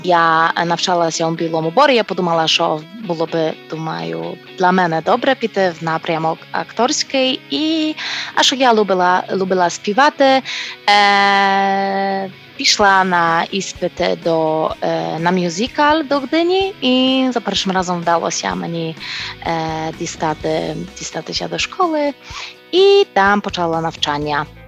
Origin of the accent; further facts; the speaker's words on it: Poland; Я народилася в Польщі